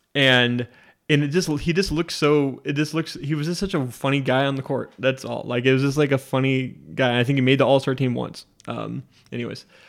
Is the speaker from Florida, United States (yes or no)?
no; Spokane, Washington, United States; I'm from Spokane, Washington